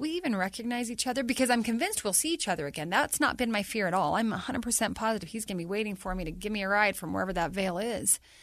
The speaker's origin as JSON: {"language": "English", "town": "North Ogden", "region": "Utah", "country": "United States", "tie": "born or raised there", "said": "for my hometown"}